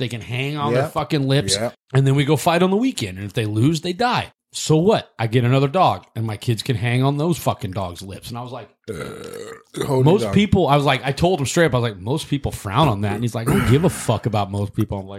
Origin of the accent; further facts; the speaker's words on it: Columbia, Missouri, United States; I grew up in Columbia, Missouri